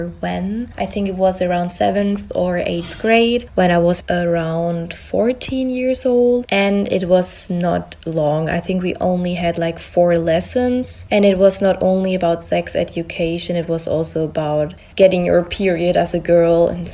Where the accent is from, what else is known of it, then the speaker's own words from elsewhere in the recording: Germany; I am from Germany.